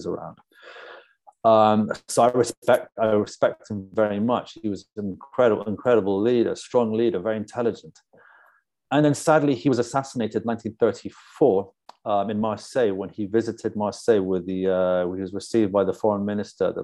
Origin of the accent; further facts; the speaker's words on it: London, United Kingdom; also born or lived in Fairfax, Virginia, United States / Spain; me and my brothers moved to London with my father when I was only 5 years old